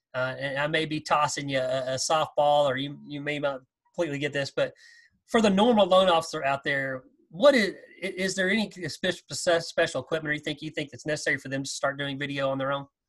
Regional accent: Texas, United States; growing up in Texas

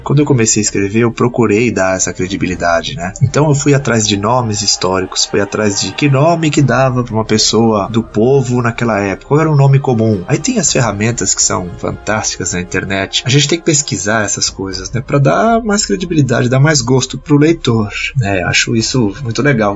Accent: Santos, São Paulo, Brazil; now in São Paulo, Brazil; eu nasci em Santos em 1989.

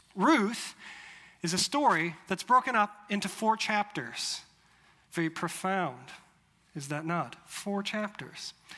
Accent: Chicago, Illinois, United States; moved away as an adult; also born or lived in Europe / Rhode Island / Louisville, Kentucky; now in Mobile, United States; I grew up in the Chicago area, lived a lot of my 20s in Europe

